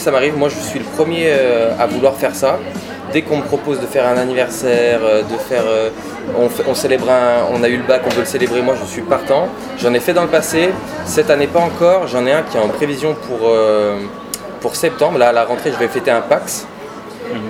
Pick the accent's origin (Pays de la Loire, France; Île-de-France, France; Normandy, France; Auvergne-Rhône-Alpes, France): Auvergne-Rhône-Alpes, France; Lyon; je suis né à Lyon. J'ai des origines normandes, mais je suis né à Lyon. Je suis natif de Lyon.